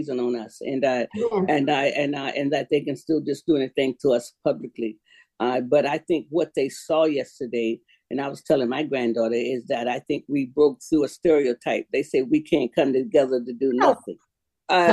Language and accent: English; Seminole County, Florida, United States; also born or lived in Duval County, Florida; I was born in Duval, but raised in Seminole, but in a whole old Black township